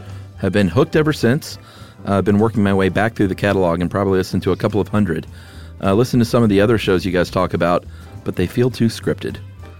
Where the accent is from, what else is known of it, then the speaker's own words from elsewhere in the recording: New England, United States; I'm from New England and have lived all over New England, and I'm still in New England.